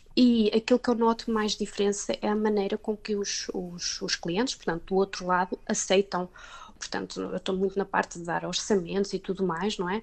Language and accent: Portuguese; Portugal; moved away as an adult; now in Denmark; enquanto portuguesa